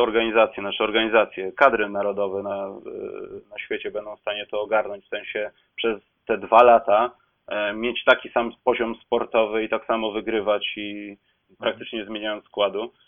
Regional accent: Poland; jesteśmy z Polski

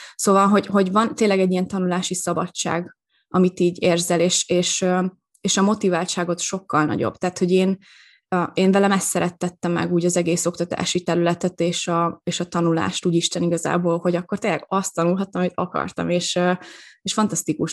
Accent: Veszprém, Veszprém County, Hungary; moved away as an adult; also born or lived in Rovaniemi, Finland; én Veszprémi vagyok

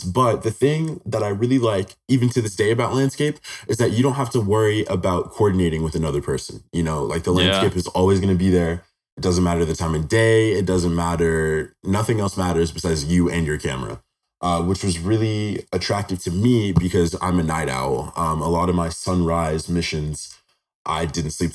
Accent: Henderson, Nevada, United States; So I was born and raised in Henderson, Nevada. I've been here my whole life.

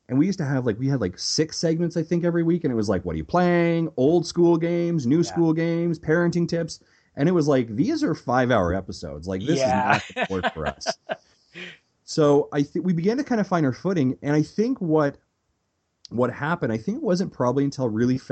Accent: Canada; as a Canadian, especially growing up watching EP Daily

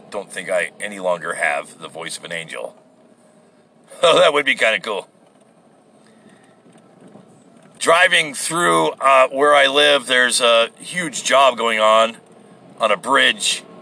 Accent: United States; As an American

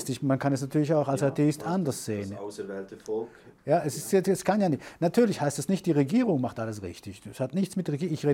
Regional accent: Germany; meine Frau ist ja deutsch, ich komme aus Deutschland, also ich komme aus Deutschland und ich habe da viele Kontakte

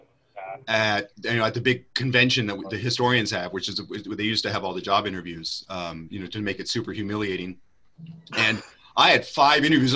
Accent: California, United States; moved away as an adult; also born or lived in New Jersey; I was actually born in New Jersey, grew up in California

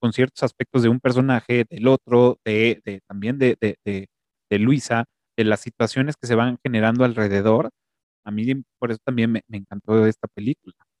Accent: Mexico; nuestra forma de hablar como mexicanos o chilangos

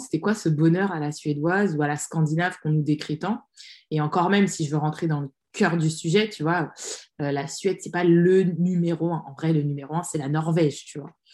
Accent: France; moved away as an adult; now in Sweden; Moi, j'ai grandi en France, j'ai tout fait en France, je suis née en France

